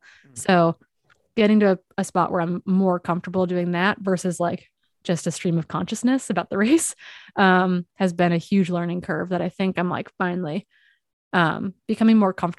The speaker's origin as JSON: {"language": "English", "region": "Midwest", "country": "United States", "said": "I'm like from the Midwest, but was raised by East Coast parents."}